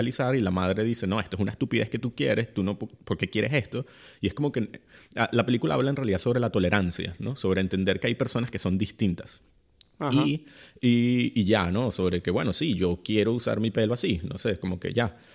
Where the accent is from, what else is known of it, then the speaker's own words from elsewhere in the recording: Venezuela; moved away; yo como venezolano